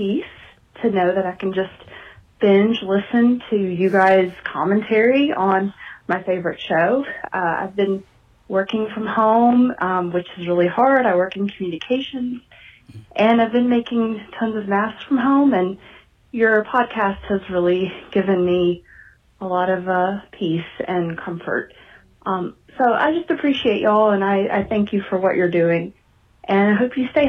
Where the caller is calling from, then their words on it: Memphis, Tennessee, United States; I'm calling from Memphis, Tennessee.